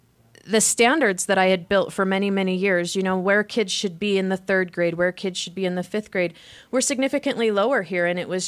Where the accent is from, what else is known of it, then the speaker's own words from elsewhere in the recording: Wyoming, United States; now in Utah, United States; I came from Wyoming.